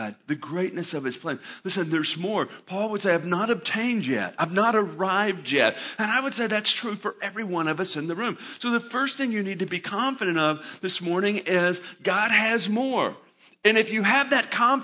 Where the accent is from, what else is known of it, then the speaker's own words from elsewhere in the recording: Arkansas, United States; moved away as an adult; grew up in Arkansas